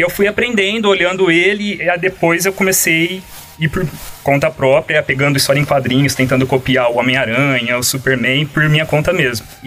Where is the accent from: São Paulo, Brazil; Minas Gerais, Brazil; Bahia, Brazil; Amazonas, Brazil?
São Paulo, Brazil; Cravinhos; sou de Cravinhos, talvez não tenha no mapa, mas... É. Não, Cravinhos, para quem não conhece, é uma cidade aqui uh, na, nas redondezas, na região aqui